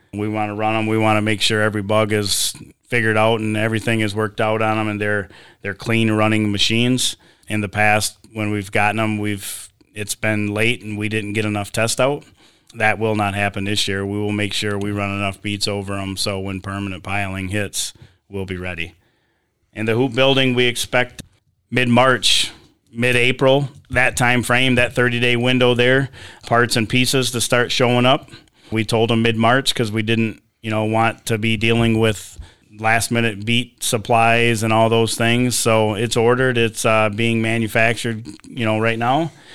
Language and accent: English; Sebewaing, Michigan, United States; I grew up here in Sebewing, graduated from U S A schools